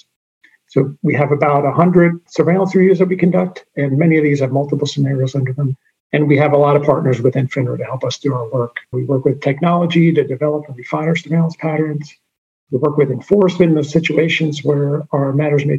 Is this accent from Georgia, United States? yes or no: no; Jersey City, New Jersey, United States; I'm from Jersey City, New Jersey.